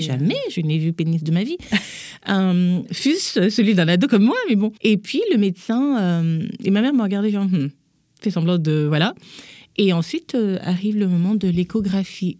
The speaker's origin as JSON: {"language": "French", "country": "Gabon", "tie": "born or raised there", "moved": "as an adult", "lives_now": "Paris, France", "said": "je suis née, j'ai grandi en Afrique, au Gabon"}